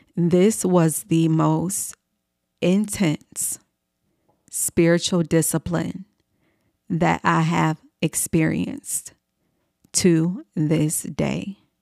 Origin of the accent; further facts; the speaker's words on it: Chicago, Illinois, United States; moved away as an adult; also born or lived in New York City; I uprooted myself from my hometown in Chicago, Illinois, and I moved to New York City.